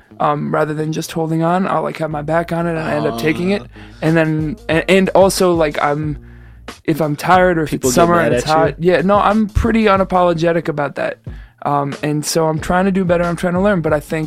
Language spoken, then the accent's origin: English; New York City, New York, United States; So I grew up in the Bronx, as I mentioned often